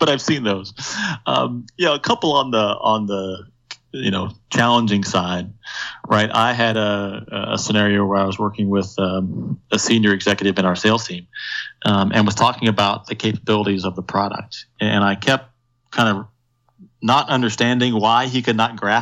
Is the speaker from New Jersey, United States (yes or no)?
no; Indiana, United States; moved away; back in my home state of Indiana